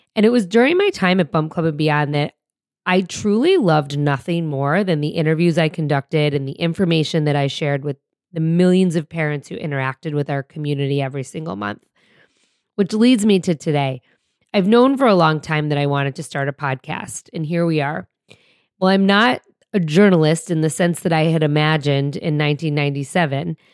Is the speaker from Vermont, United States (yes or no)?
no; suburbs outside of Detroit, Michigan, United States; moved away; my hometown just outside of Detroit in the suburbs where I grew up.